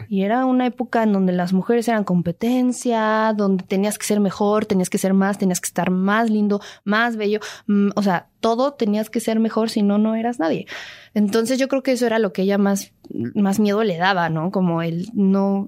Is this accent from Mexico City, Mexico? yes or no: yes; Mexico City, Mexico; also born or lived in Mérida, Yucatán; yo nací en Mérida, Yucatán, pero toda mi vida la, la, he pasado aquí, crecí aquí, mi, eh, ritmo de vida es el de la Ciudad de México